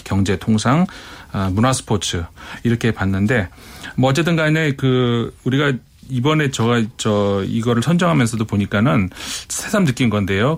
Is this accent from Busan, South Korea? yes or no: no; Seoul, South Korea; 제가 서울에서 왔다 하니까